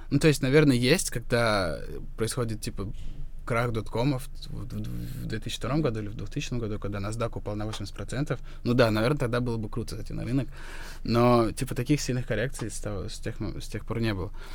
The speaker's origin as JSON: {"language": "Russian", "town": "Ryazan", "region": "Ryazan Oblast", "country": "Russia", "moved": "as an adult", "lives_now": "Georgia", "said": "я из Рязани"}